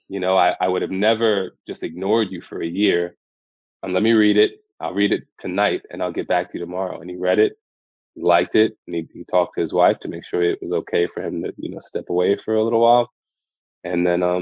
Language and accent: English; New York City, New York, United States; I'm from Brooklyn, born and raised.